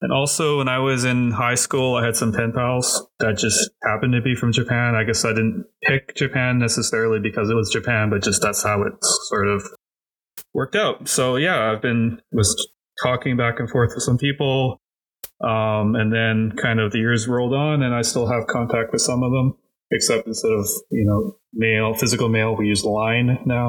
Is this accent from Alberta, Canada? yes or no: no; Toronto, Ontario, Canada; born there; also born or lived in Cayman Islands; now in Vancouver, Canada; I'm 43 years old. I was born in Toronto. I've lived in basically all over Canada. I also have lived outside of Canada. I lived 5 years in the Caribbean, specifically the Cayman Islands, and now I call Vancouver, BC home.